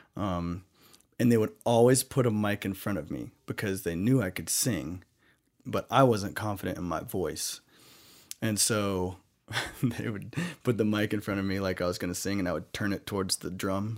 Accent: the Bible Belt, the South, United States; when I grew up in the Bible Belt

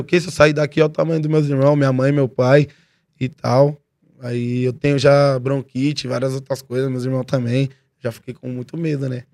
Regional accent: São Paulo, Brazil; born or raised there; also born or lived in Mongaguá

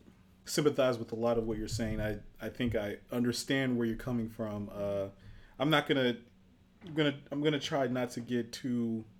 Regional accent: Nigeria; being Nigerian

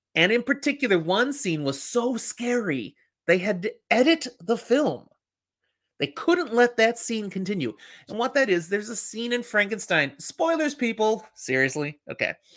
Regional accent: Chicago, Illinois, United States; when I was growing up in Chicago

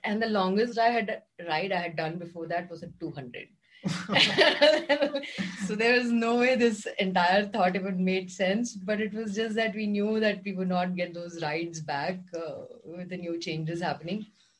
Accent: Kerala, India; now in Bangalore, India; And because I'm from Kerala

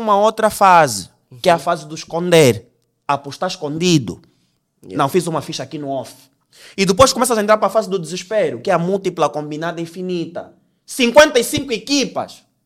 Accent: Angola; nós somos angolanos

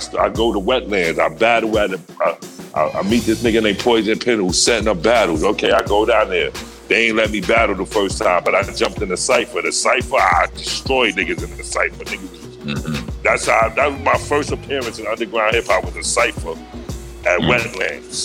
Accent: New York, United States; I'm a New Yorker, nigga. I came from a goon kind of family, and we was all over the place, Far Rockaway, Brooklyn, Bronx

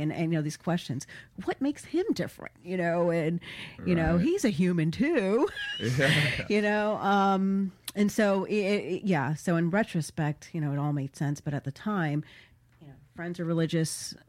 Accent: Florida, United States; South Florida.

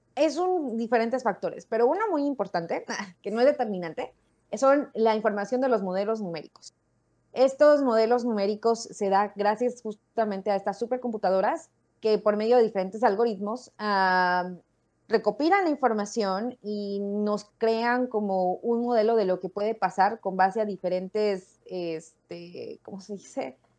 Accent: Mexico City, Mexico; yo crecí en México, en la Ciudad de México en específico

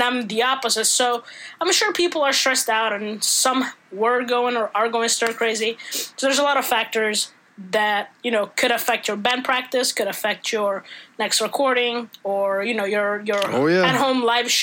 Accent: Italy; English is a second language; moved away as an adult; now in United States; I grew up in Italy up until I was 19 or 20

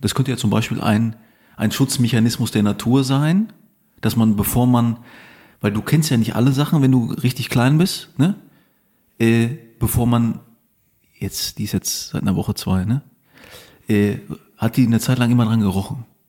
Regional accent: Lüdenscheid, North Rhine-Westphalia, Germany; moved away; ich komme ja aus dem Sauerland, aus Lüdenscheid.

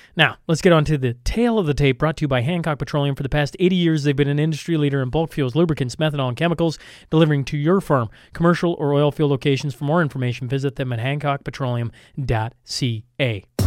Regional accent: Canada; as a Canadian

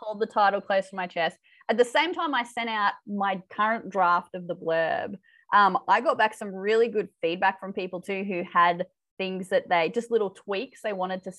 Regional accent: Australia; accent: Aussie; my accent

